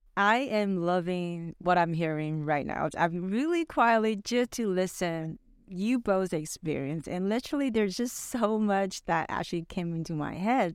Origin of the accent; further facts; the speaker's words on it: Vancouver, British Columbia, Canada; my parents are actually from Taiwan, I'm Taiwanese, but I grew up in Vancouver